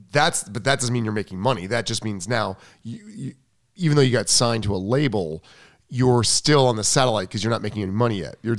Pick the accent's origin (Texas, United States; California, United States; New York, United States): New York, United States; Long Island; I'm from Long Island.